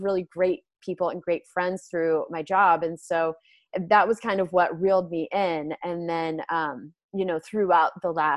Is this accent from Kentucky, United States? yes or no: no; Oregon, United States; moved away as an adult; also born or lived in Utah; I'm from Oregon